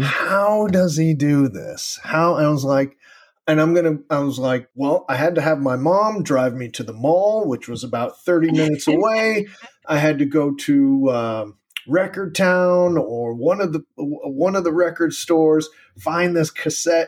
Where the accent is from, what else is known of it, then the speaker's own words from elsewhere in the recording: East Coast, United States; also born or lived in Uruguay; growing up on the East Coast